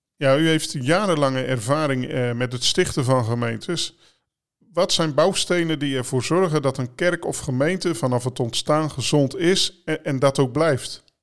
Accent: Netherlands; voor ons als Nederlanders

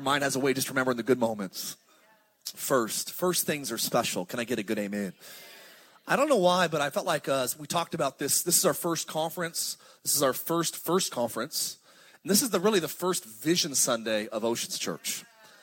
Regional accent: Palmdale, California, United States; also born or lived in Lancaster, California; I'm from the high desert. My family's all from Pasadena. But I grew up in Palmdale, Lancaster

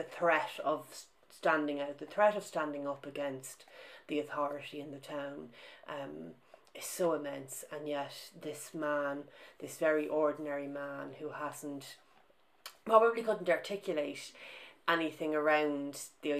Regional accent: Ireland; moved away as an adult; also born or lived in Britain; now in United Kingdom; my own experience of growing up in Ireland

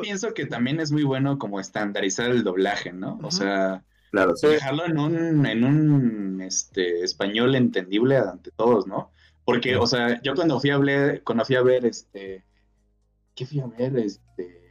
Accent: Mexico

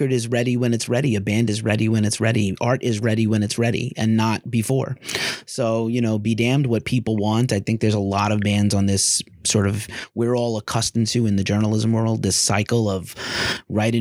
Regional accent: New York, United States; I'm clearly American from New York with an accent

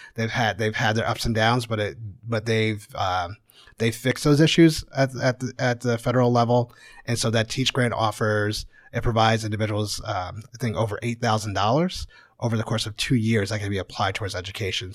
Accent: Connecticut, United States; moved away as an adult; also born or lived in Houston; now in Kansas City, United States; I grew up in Connecticut

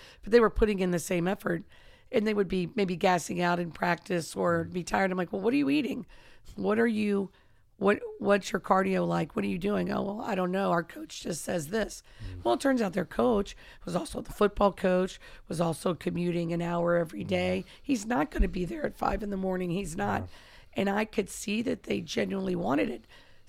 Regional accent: Kentucky, United States; And he's mm-hmm. from my home state and, wow.

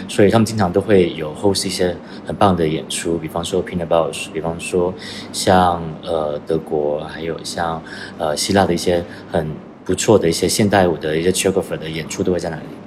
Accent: Guangdong, China; now in London, United Kingdom; 我原本是来自，呃，中国广东，嗯，然后是从在二零六，零六年出，呃，出国留学，然后，呃，一直在伦敦也生活了至少，呃，十年以上

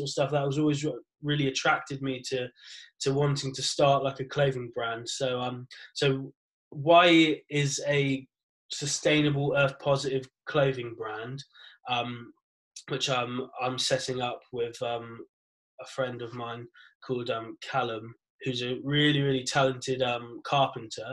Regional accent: Exeter, South West England, United Kingdom; I'm from Exeter, Devon. Have been my whole life.

